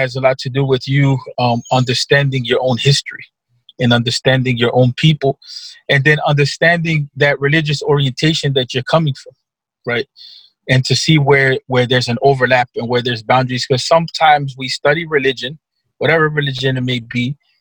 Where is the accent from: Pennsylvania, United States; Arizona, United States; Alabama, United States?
Pennsylvania, United States; Philadelphia; also born or lived in Egypt; now in Chicago, United States; I grew up in the Philadelphia area.